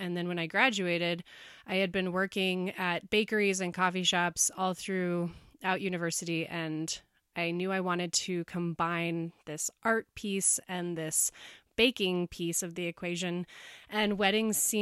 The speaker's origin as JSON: {"language": "English", "town": "Bozeman", "region": "Montana", "country": "United States", "tie": "born or raised there", "said": "I grew up here in Bozeman"}